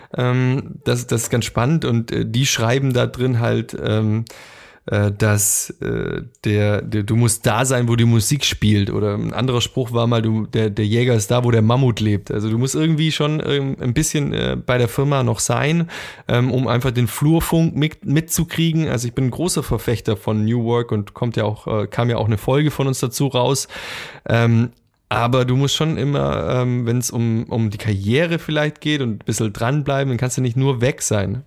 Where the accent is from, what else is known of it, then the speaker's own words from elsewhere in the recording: near Ulm, Swabia, Baden-Württemberg, Germany; moved away as an adult; now in Düsseldorf, Germany; in der Nähe vom schwäbischen Ulm groß geworden bin